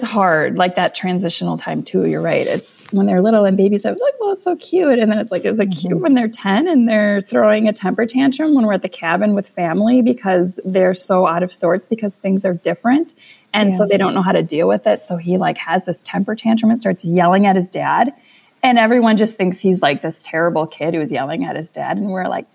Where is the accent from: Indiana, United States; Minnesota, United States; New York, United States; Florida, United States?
Minnesota, United States; We're from Minnesota